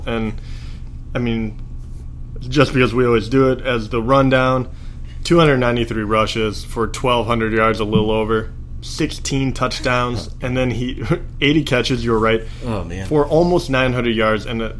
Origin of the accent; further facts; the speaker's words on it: Michigan, United States; Growing up in Michigan